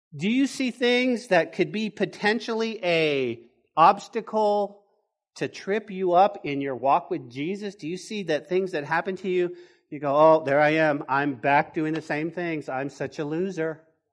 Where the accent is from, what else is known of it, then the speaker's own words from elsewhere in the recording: Taos, New Mexico, United States; when I was growing up in Taos, my grandma, my grandma's house